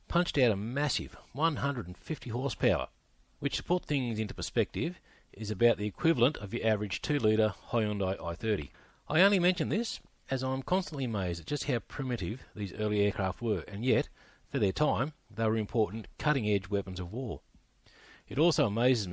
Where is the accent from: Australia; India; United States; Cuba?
Australia; I'm an Australian historian